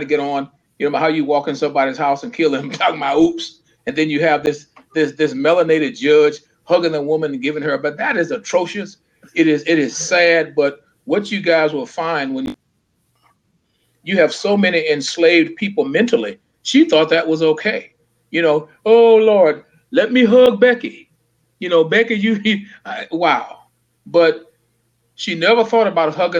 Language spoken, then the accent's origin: English; the Jim Crow South, United States; growing up in the Jim Crow South